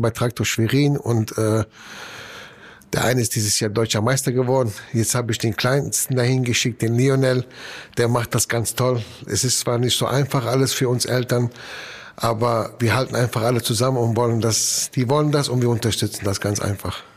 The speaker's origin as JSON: {"language": "German", "country": "Italy", "moved": "yes", "lives_now": "Germany", "said": "ich bin Italiener"}